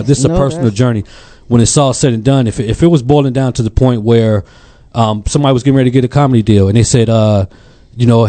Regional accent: Illinois, United States; moved away; I'm from the Midwest

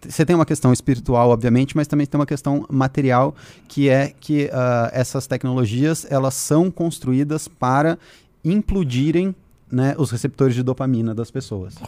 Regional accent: Curitiba, Paraná, Brazil; moved away; Eu cresci em Curitiba

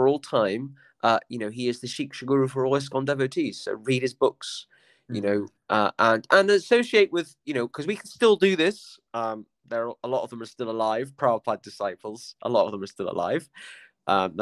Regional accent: Somerset, South West England, United Kingdom; I'm from a working class village in Somerset

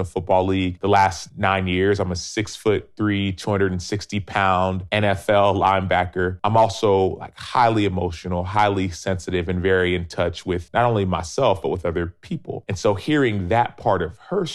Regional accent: Dallas, Texas, United States; I was born and raised in Dallas

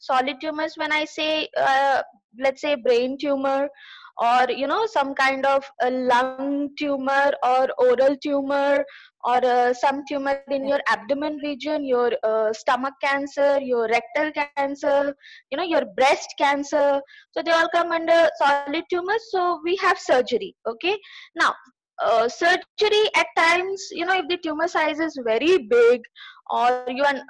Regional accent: Ranchi, Jharkhand, India; also born or lived in Delhi / Bangalore; I am basically from Ranchi, Jharkhand, and I have traveled across country, and I have lived in Delhi for a year. I was in Bangalore for almost 5 years

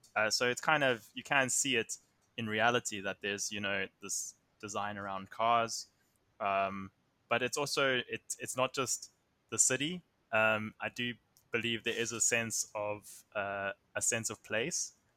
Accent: Somerset West, Western Cape, South Africa; I come from Somerset West, which is about thirty minutes outside of Cape Town

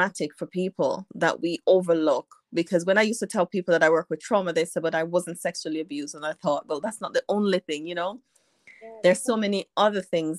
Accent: Jamaica; now in United Kingdom; though I live in the UK, I'm from Jamaica

